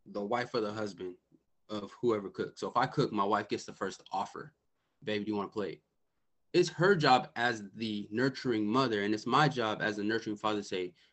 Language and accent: English; Bay Area, California, United States; I'm from the Bay Area, California.